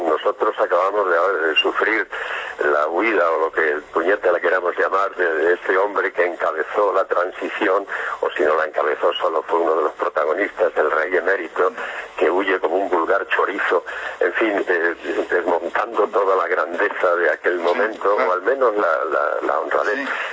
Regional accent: Spain; en España, vamos de cráneo

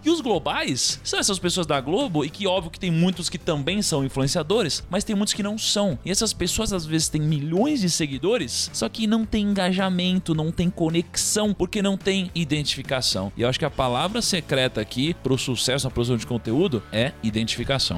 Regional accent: Praia Grande, São Paulo, Brazil; eu tinha uma boa parte da minha infância que eu passei na Praia Grande

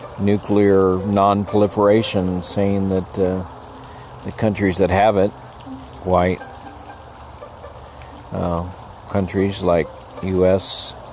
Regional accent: El Paso, Texas, United States; I grew up in El Paso, in grade school in the 50s. When I went to grade school in El Paso, it was probably 60-70% Hispanic.

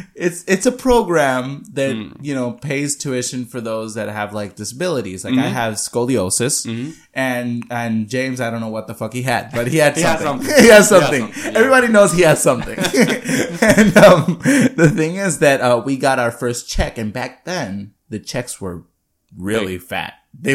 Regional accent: Adjuntas, Puerto Rico; But I came from Adjuntas

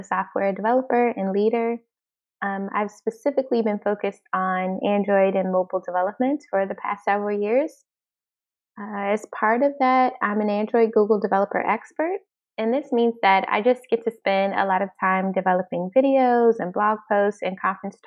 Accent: Washington, District of Columbia, United States; moved away as an adult; now in Amsterdam, Netherlands; I'm originally from the Washington, D.C. area in the United States, and I'm currently located in Amsterdam, the Netherlands.

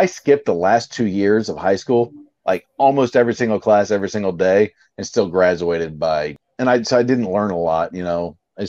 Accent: Baltimore, Maryland, United States; born there; now in St. Augustine, United States; But we like I'm in St. Augustine, so we don't have one in our region. But yeah, I was born in Baltimore, so Orioles.

